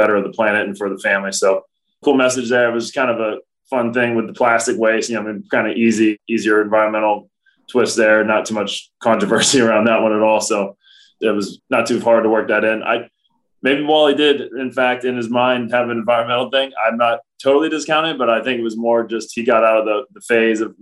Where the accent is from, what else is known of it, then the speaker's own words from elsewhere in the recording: Cincinnati, Ohio, United States; now in Milwaukee, United States; Cincinnati, my hometown